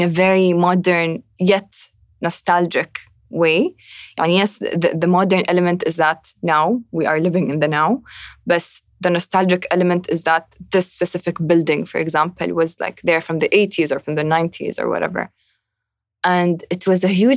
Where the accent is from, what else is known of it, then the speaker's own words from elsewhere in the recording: Abu Dhabi, United Arab Emirates; I'm from Abu Dhabi